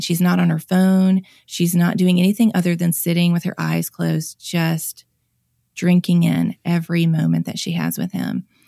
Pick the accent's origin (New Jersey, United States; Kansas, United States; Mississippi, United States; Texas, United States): Mississippi, United States; I'm born and raised in Mississippi, have lived here my whole life